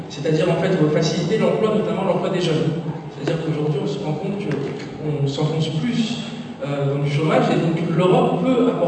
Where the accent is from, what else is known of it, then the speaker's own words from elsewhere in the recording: La Courneuve, Île-de-France, France; j'ai grandi à la Courneuve